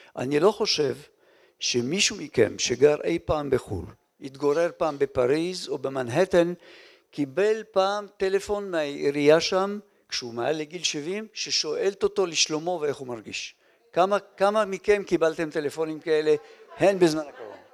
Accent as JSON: {"language": "Hebrew", "town": "Holon", "region": "Tel Aviv District", "country": "Israel", "tie": "born or raised there", "also_born_or_lived": "Lyon, France", "said": "חולות הישנה שם גדלתי ולשם אני מתגעגע"}